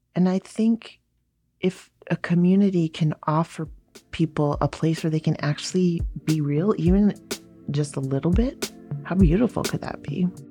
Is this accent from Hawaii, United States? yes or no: yes; Hawaii, United States; now in New York City, United States; I grew up in Hawaii